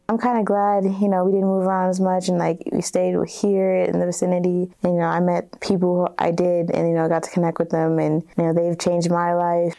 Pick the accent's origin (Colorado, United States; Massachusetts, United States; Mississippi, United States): Colorado, United States; Colorado Springs; also born or lived in Germany; I moved here in 2011 with my family, and I went from D11 mm-hmm. to D49 for both middle school and high school